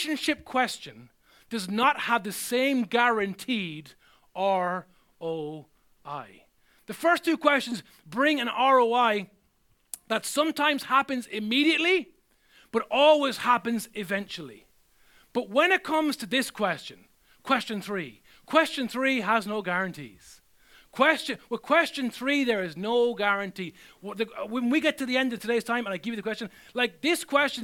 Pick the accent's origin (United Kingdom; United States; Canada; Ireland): Ireland; I'm still Irish wherever I go